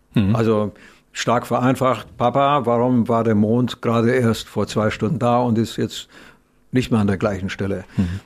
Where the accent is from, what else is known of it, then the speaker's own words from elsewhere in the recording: Romania; moved away; als Kind in Rumänien